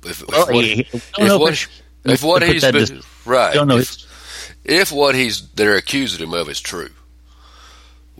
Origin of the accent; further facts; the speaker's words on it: Georgia, United States; I'm from Georgia